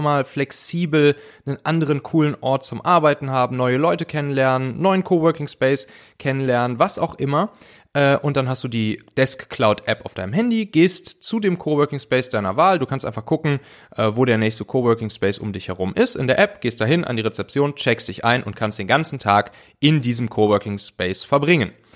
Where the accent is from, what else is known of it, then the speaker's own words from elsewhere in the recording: Rhineland, Germany; in meiner Heimat, dem Rheinland